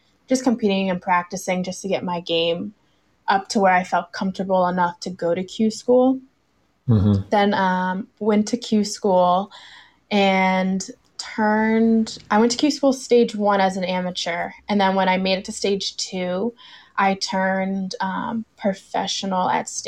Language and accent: English; Burke, Virginia, United States; also born or lived in Alexandria, Virginia; I grew up in Burke, and currently I live in Alexandria.